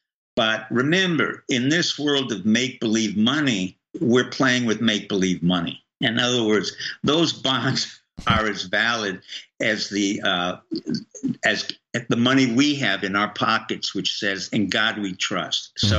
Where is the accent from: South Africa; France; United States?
France; Well, you know, I grew up in France